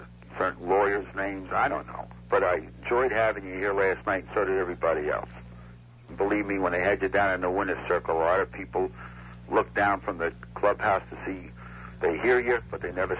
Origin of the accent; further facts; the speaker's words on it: Minneapolis, Minnesota, United States; Well, the Minnesota is my hometown. I mean, Minneapolis, so I root for them this year.